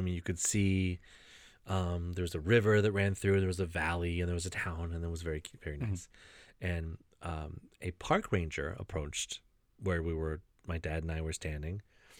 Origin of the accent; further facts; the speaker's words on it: Middletown, Ohio, United States; Yeah, I grew up in Middletown.